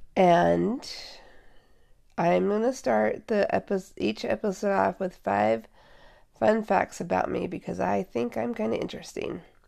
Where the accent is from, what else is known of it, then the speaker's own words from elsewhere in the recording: Seattle, Washington, United States; I was born and raised in Seattle